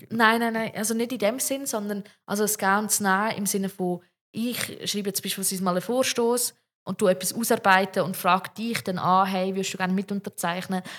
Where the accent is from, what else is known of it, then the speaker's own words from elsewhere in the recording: Zug, Switzerland; ich komme aus dem Kanton Zug